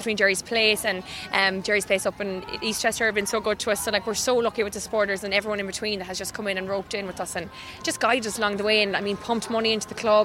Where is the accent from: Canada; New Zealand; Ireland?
Ireland; Claremorris, Connacht; now in New York, United States; I'm from Clamaris in County Mayo.